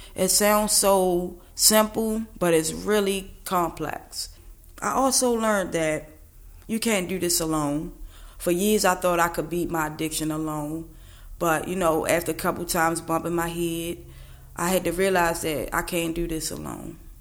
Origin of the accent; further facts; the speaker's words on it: Baltimore, Maryland, United States; I'm from East Baltimore, 33.